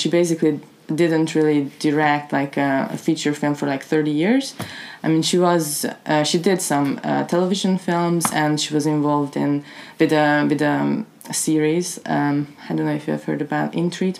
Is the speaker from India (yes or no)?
no; Hungary; moved away; I'm from Hungary